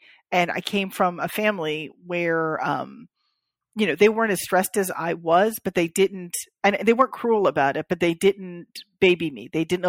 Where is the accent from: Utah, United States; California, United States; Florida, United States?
Florida, United States; born there; because I was born in South Florida.